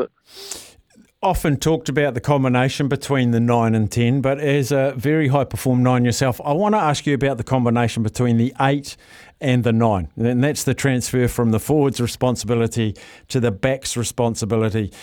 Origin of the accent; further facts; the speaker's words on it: Palmerston North, Manawatū-Whanganui, New Zealand; my hometown of Palmerston North